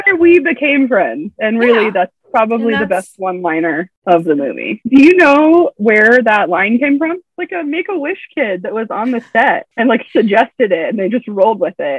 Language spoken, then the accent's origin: English; Ohio, United States; now in South Dakota, United States; I currently live in South Dakota, but I am originally from Ohio.